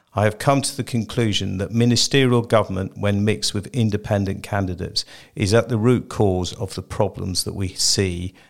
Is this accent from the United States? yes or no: no; Jersey; born in Jersey and I have lived here for most of my life